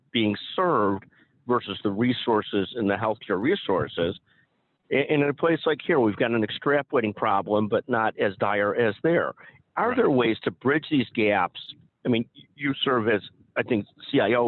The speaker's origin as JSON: {"language": "English", "country": "United States", "said": "as an American, and the old stereotype, being an ugly American, which of course I am"}